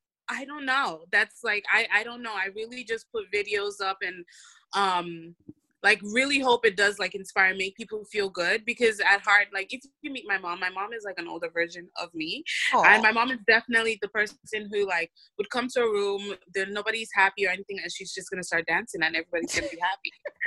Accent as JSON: {"language": "English", "country": "Nigeria", "said": "But as a Nigerian girl, it's like my friends and I have a running joke of just like making fun of men."}